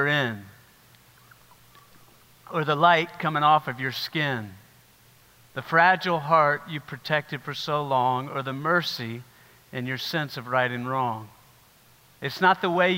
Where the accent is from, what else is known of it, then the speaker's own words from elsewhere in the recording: South Carolina, United States; I grew up in South Carolina